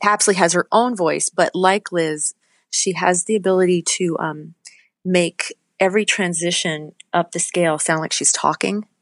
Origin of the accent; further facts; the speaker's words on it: Litchfield, New Hampshire, United States; also born or lived in Manchester, New Hampshire; I grew up in Litchfield, New Hampshire